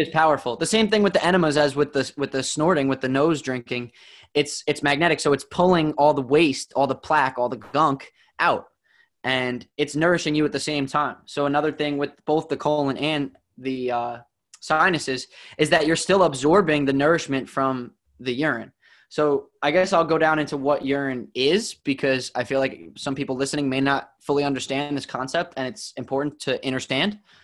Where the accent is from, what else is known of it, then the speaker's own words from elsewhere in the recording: New Jersey, United States; I grew up in New Jersey